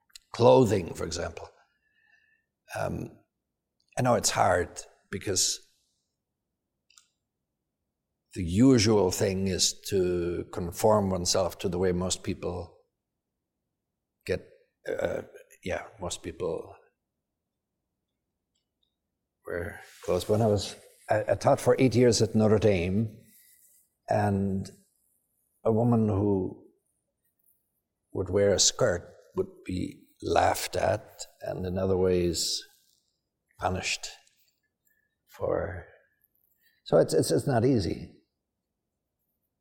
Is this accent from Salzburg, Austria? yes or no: yes; Salzburg, Austria; moved away as an adult; now in United States; I grew up in Salzburg in Austria